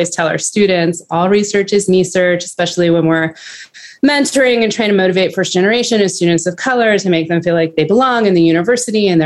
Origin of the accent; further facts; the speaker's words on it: Los Angeles, California, United States; I grew up in Los Angeles